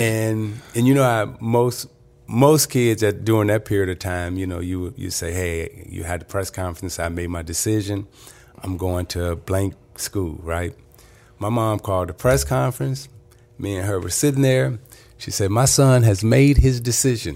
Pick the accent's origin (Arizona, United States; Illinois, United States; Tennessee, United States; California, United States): Illinois, United States; Chicago; moved away as an adult; also born or lived in Detroit; growing up in Chicago